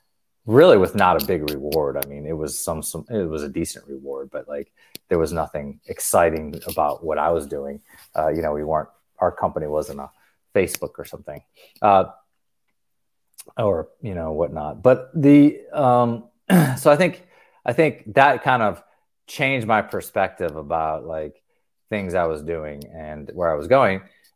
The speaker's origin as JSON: {"language": "English", "region": "North Carolina", "country": "United States", "tie": "born or raised there", "also_born_or_lived": "Tennessee"}